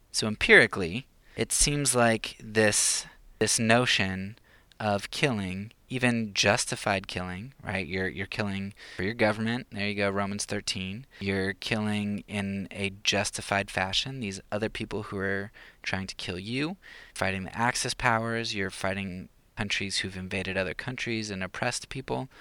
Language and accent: English; United States; I grew up in the United States